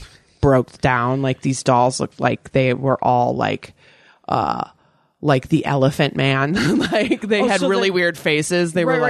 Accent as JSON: {"language": "English", "region": "Virginia", "country": "United States", "tie": "born or raised there"}